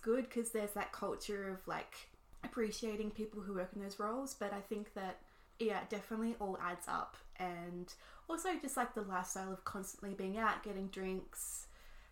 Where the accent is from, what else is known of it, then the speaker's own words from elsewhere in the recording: Australia; moved away as an adult; also born or lived in New York City; being Australian